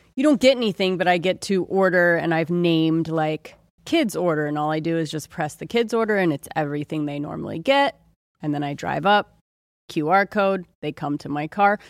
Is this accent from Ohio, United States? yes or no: yes; Ohio, United States; moved away; I grew up in Ohio